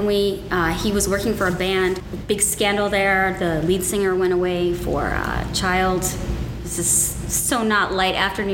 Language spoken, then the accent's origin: English; New Jersey, United States; also born or lived in California; now in Texas, United States; I was born and raised in New Jersey and California. So I'm a 50-50 kid, half East Coast, half Cali girl. Mm-hmm. I came to Texas in, God, it's way too long ago.